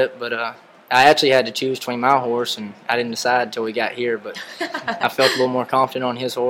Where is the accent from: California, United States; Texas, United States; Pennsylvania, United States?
Texas, United States; Emory; I'm from Emory, Texas.